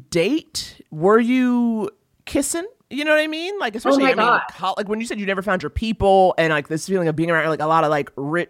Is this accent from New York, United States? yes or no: yes; New York City, New York, United States; I'm from Harlem.